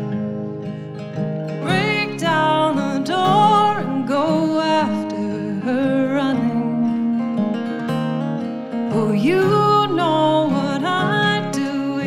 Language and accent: English; Louisville, Kentucky, United States; We're both from Louisville, Kentucky, based out of Louisville, Kentucky.